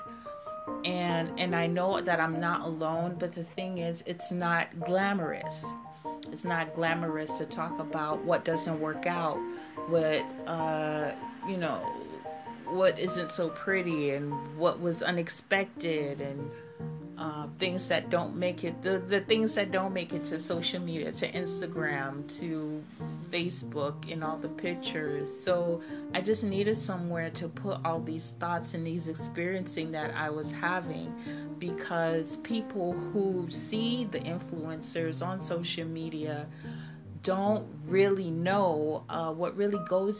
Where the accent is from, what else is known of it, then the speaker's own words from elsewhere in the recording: Miami, Florida, United States; moved away as an adult; also born or lived in Bahamas / Haiti (ancestry); now in Netherlands; I lived for a long time in Miami, Florida